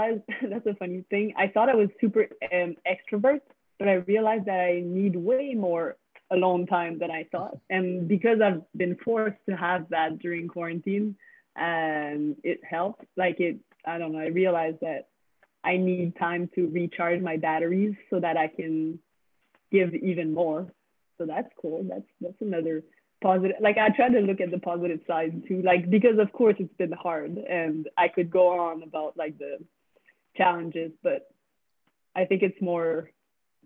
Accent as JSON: {"language": "English", "country": "Canada", "first_language": "French", "second_language": "English", "said": "I'm from the French part. I speak French."}